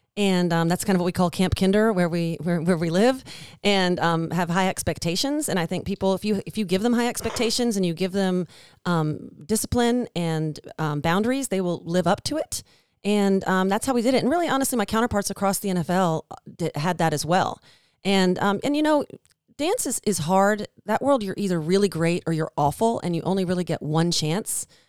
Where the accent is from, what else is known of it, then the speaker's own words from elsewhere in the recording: Washington, District of Columbia, United States; moved away as an adult; now in Nashville, United States; I grew up in Washington, D C